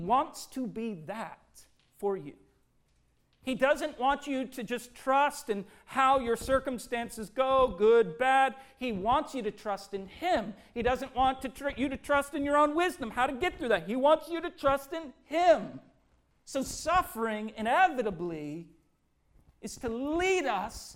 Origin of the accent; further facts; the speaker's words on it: Minnesota, United States; growing up in Minnesota